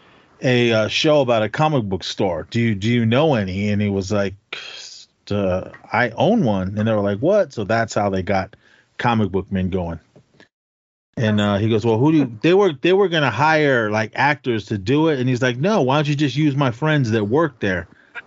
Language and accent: English; California, United States; we're from California. We're just out here visiting